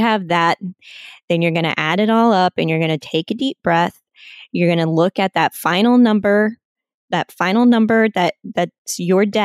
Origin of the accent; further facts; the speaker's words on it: Kansas City, United States; moved away as an adult; now in San Diego, United States; We grew up in the Kansas City area, went to school out there. I never in a million years thought that I would move out to the West Coast, but here I am and I'm living in San Diego